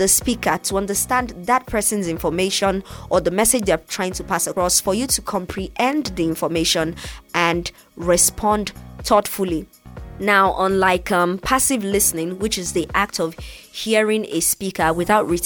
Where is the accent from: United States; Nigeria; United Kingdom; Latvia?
Nigeria; I'm from Nigeria.